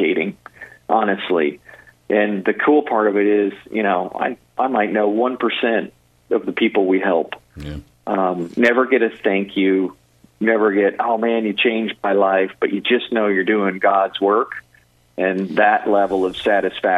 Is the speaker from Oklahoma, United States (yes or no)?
yes; Tulsa, Oklahoma, United States; my hometown, Tulsa, Oklahoma